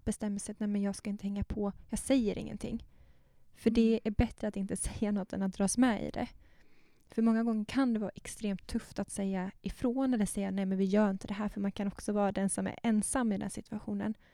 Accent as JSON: {"language": "Swedish", "town": "Bankeryd", "region": "Jönköping County", "country": "Sweden", "tie": "born or raised there", "said": "jag är ju uppvuxen i Bankeryd, gick på Attarpsskolan och sen så Per Bra gymnasiet i Jönköping"}